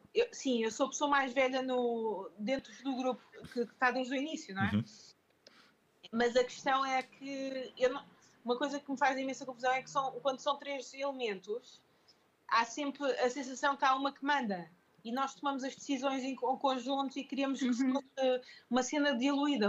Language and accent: Portuguese; Lisbon, Portugal; now in Porto, Portugal; eu mudei-me para o Porto, eu sou de Lisboa